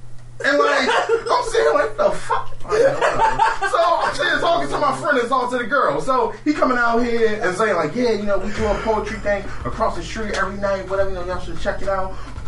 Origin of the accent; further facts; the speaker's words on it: Philadelphia, Pennsylvania, United States; I'm from North Philly. I beat you the fuck up.